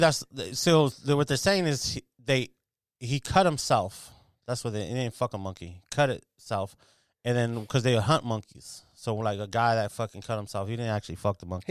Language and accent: English; United States; I'm literally like a fifth generation American